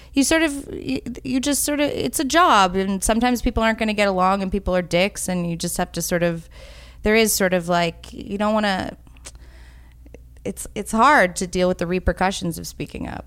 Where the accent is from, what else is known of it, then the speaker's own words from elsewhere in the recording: New York City, New York, United States; I grew up in New York City